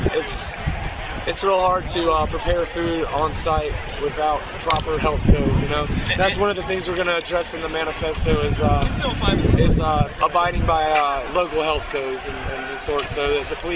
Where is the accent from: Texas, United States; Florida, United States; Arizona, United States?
Florida, United States; Tampa; I'm from Tampa, Florida.